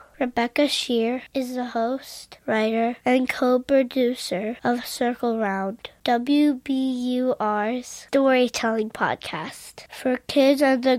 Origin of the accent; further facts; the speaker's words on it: Maryland, United States; I'm 7 years old and I am from Maryland.